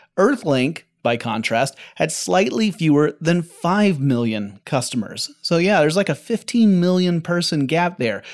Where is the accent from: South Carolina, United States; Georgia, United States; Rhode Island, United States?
Georgia, United States; Atlanta; Atlanta, Georgia, my hometown.